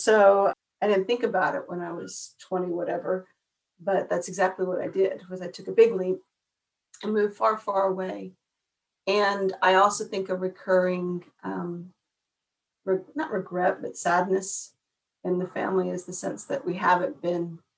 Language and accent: English; New Mexico, United States; moved away as an adult; also born or lived in Western Australia; now in Australia; I was born and raised in New Mexico